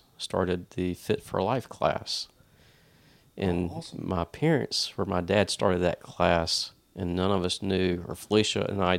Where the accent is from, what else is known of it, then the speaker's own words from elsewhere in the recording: Wilmington, North Carolina, United States; moved away as an adult; also born or lived in Charlotte, North Carolina / Peoria, Illinois / Tennessee; No, I'm a native Wilmingtonian.